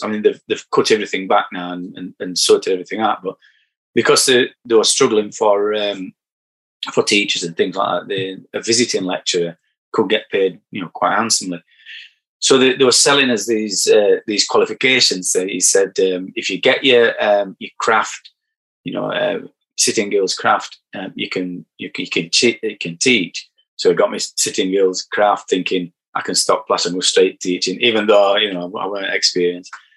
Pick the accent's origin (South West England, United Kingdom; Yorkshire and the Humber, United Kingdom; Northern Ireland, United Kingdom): Yorkshire and the Humber, United Kingdom; Barnsley; accent: broad; I'm from Barnsley